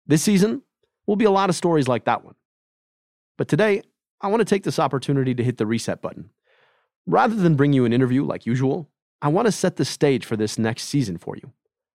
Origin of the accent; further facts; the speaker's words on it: Michigan, United States; I'm a brown kid … growing up in the American burbs.